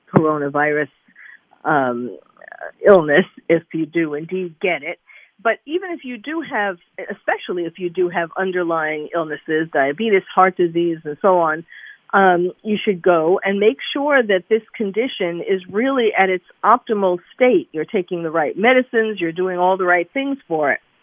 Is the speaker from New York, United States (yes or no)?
yes; New York, United States; I'm originally a I'm a New Yorker, born and bred